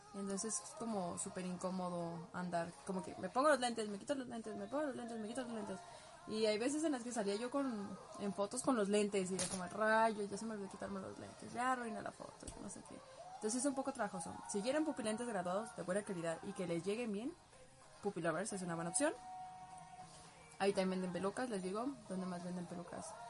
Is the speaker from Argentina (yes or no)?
no; Guadalajara, Jalisco, Mexico; soy de Guadalajara.